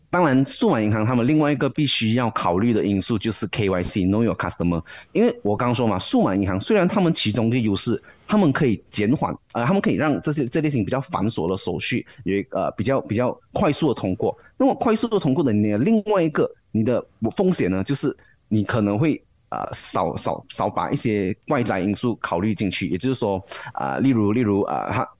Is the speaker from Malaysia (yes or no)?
yes; Malaysia; 对于我们马来西亚人来说